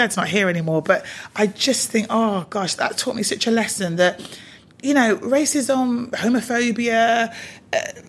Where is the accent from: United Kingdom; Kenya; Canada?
United Kingdom; Coventry, West Midlands; also born or lived in Bristol / London / Manchester; even though I was born in Bristol, my parents decided to move to Coventry.